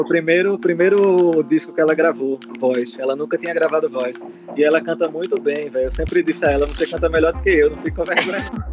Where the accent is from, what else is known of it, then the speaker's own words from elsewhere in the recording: Arcoverde, Pernambuco, Brazil; da musicalidade da minha terra de Arco Verde, que é o samba de coco.